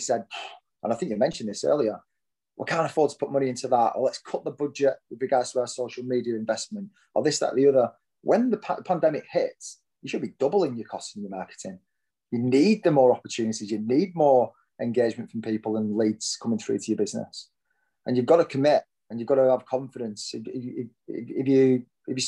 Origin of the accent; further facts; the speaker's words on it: Lancashire, North West England, United Kingdom; moved away as an adult; now in Hertfordshire, United Kingdom; I am surely born and bred in Lancashire